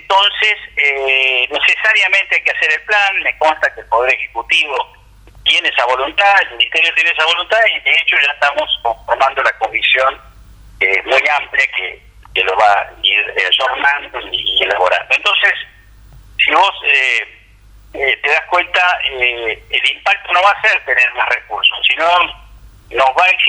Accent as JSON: {"language": "Spanish", "country": "Argentina", "said": "así somos los argentinos."}